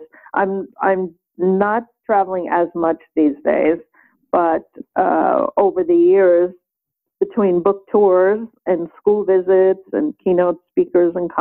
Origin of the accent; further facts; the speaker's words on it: New York City, New York, United States; I grew up in Brooklyn, New York